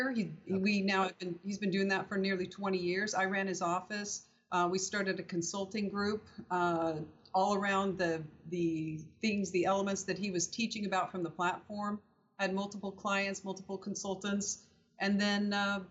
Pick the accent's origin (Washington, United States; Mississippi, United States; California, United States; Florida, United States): Washington, United States; Normandy Park; moved away as an adult; also born or lived in Fairbanks, Alaska / Virginia Beach, Virginia / Seattle, Washington; I was raised in a little town outside of Seattle in Normandy Park, Washington, most of my life.